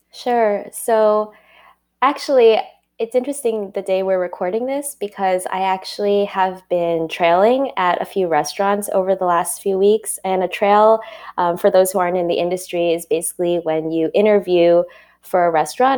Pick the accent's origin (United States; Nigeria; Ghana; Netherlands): United States; New York City, New York; I was born and raised in Queens, in Flushing, and grew up there my whole life till I went to college